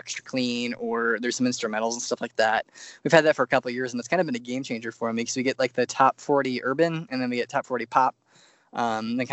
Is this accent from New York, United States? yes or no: no; Louisville, Nebraska, United States; also born or lived in Plattsmouth, Nebraska; even when I was in high school, I'm from Louisville, Nebraska